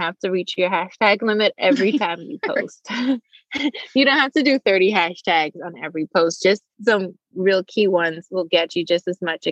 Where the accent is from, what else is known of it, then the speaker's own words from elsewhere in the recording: Bahamas; also born or lived in Nassau; now in Raleigh, United States; I'm from the Bahamas originally